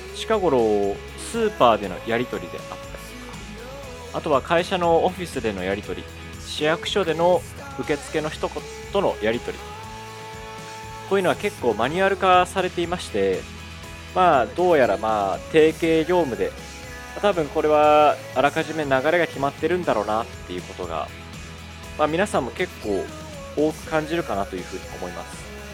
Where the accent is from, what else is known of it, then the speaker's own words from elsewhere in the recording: Kansai, Japan; accent: Kansai dialect; 関西弁出ちゃった